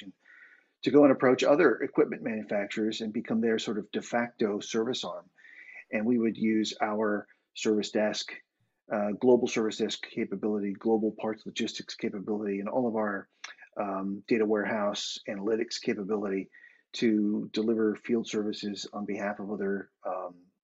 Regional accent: Boston, Massachusetts, United States; moved away as an adult; now in Dublin, Ireland; I am an American guy from Boston, Massachusetts, originally. I currently live in Dublin, Ireland, moved here in 2018

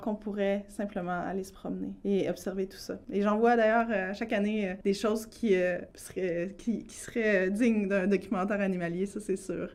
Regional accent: Quebec City, Quebec, Canada; moved away as an adult; also born or lived in Mashteuiatsh / Hawaii; je suis née dans le coin de Québec. Je suis membre aussi de la communauté Innu de Mastoyache

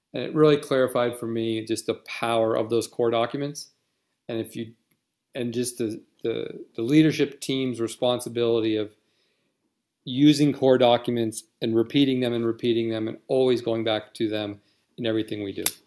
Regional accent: Western Pennsylvania, United States; moved away as an adult; also born or lived in Virginia / Indonesia / Germany; where I grew up in Pennsylvania

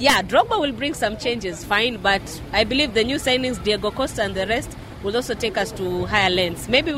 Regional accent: Kenya; I'm an African, I'm a Kenyan.

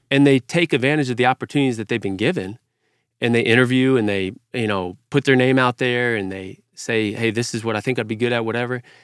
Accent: Fort Worth, Texas, United States; I grew up in Fort Worth, Texas, Cowtown

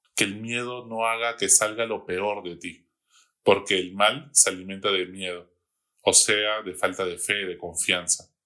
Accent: Peru; Todos somos peruanos

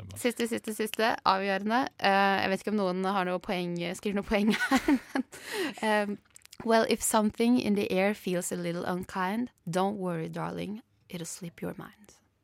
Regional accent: Skien, Telemark, Norway; now in Oslo, Norway; Jeg er som sagt fra Skien, Borgestad, et lite sted.

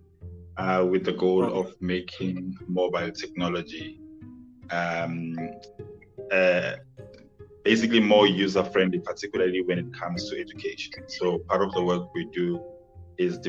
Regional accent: South Africa; I'm from South Africa in a township. So, you know, I've been to rural and township schools pretty much my whole life

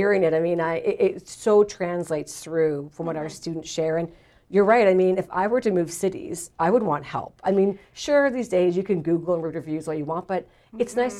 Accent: London, Ontario, Canada; as a Londoner, born and raised and still living here

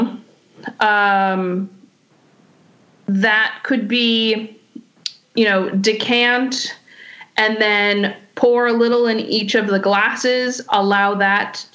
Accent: Contra Costa County, California, United States; moved away as an adult; also born or lived in New York; I'm from Contra Costa County. They actually found over 100-year-old Zinfandel vines less than a mile from my high school

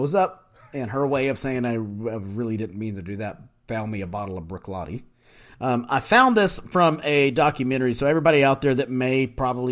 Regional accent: United States; we're American

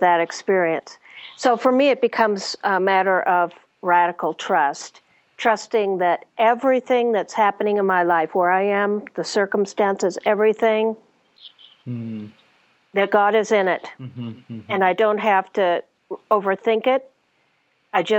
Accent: United States; having grown up, particularly as a Westerner, as an American

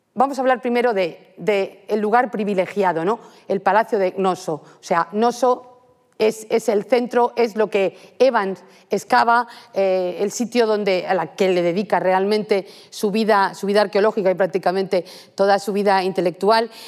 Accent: Madrid, Community of Madrid, Spain; moved away as an adult; now in Santiago de Compostela, Spain; me he formado aquí, soy madrileña

